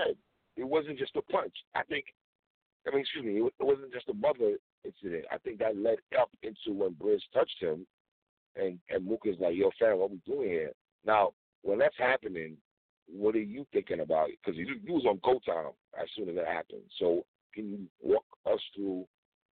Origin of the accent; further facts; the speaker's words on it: New York City, New York, United States; I'm from Brooklyn, so I grew up with Muslim people in the 80s and 90s